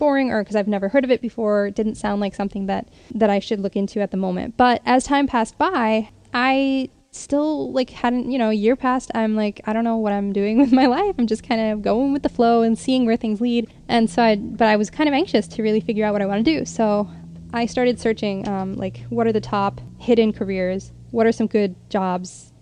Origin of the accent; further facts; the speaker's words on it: Connecticut, United States; my home state, which is Connecticut